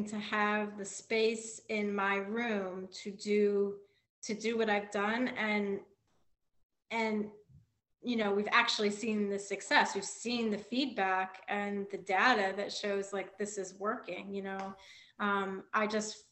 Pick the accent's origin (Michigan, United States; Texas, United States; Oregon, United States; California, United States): Michigan, United States; Flint; I grew up like in Flint, Michigan